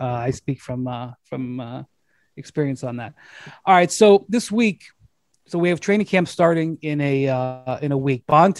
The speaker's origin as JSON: {"language": "English", "town": "Akron", "region": "Ohio", "country": "United States", "tie": "born or raised there", "said": "I, for the first time in almost 3 years, gents, am in my hometown of Akron, Ohio, on the road."}